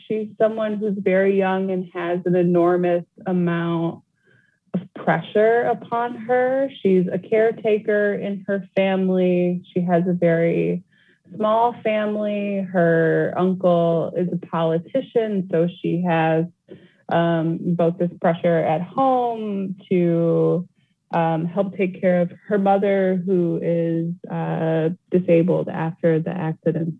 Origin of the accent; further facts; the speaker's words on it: Flint, Michigan, United States; my hometown